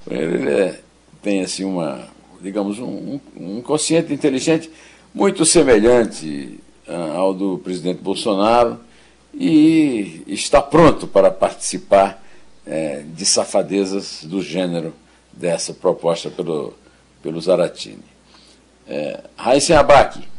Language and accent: Portuguese; São João do Rio do Peixe, Paraíba, Brazil; born there; do município onde eu nasci, que era São João do Rio do Peixe, o Iraúna era distrito